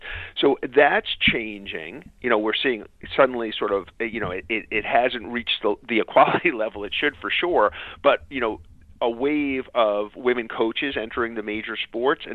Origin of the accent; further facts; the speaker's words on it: New York City, New York, United States; I grew up in Queens and lived relatively near Shea Stadium.